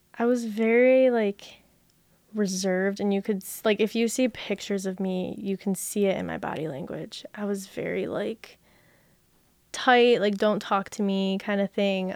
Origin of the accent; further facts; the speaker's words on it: Brighton, Michigan, United States; also born or lived in Jackson, Michigan; we moved to Brighton when I was one, and I've, well, now I'm not, but I grew up in Brighton.